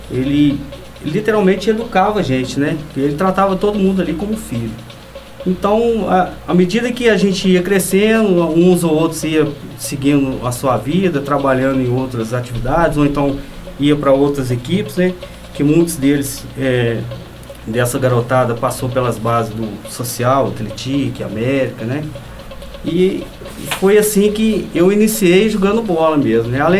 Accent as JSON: {"language": "Portuguese", "area": "Coab", "region": "Minas Gerais", "country": "Brazil", "tie": "born or raised there", "said": "eu sou da Coab, fui criado na Coab."}